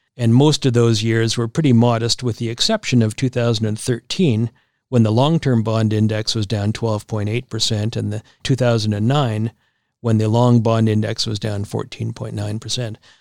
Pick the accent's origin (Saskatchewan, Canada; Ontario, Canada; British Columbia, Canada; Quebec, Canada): Saskatchewan, Canada; Regina; moved away; my hometown of Regina.